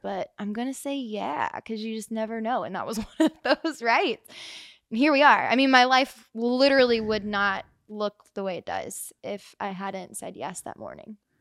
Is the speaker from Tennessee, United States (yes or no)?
no; Reading, Ohio, United States; now in Nashville, United States; I grew up in Reading, Ohio, Cincinnati